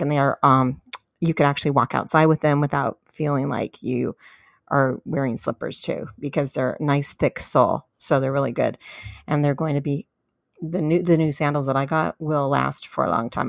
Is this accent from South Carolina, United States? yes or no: no; San Diego, California, United States; my hometown of San Diego, California